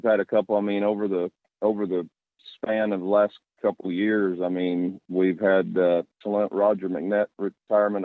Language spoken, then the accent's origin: English; Galva, Kansas, United States; I'm from Galva, Kansas. Grew up here, been here 56 years